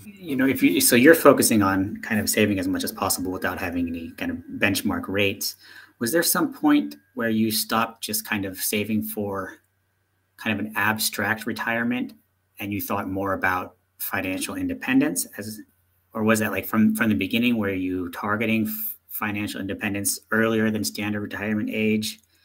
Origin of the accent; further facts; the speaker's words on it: United States; moved away; being an American